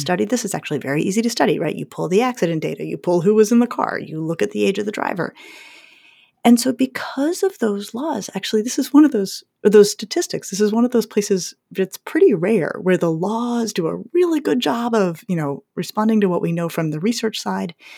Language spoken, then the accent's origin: English; Colorado, United States; I grew up skiing in Colorado